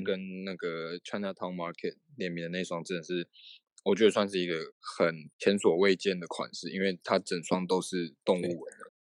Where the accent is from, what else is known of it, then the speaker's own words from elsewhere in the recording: Taiwan; 对我们台湾人来说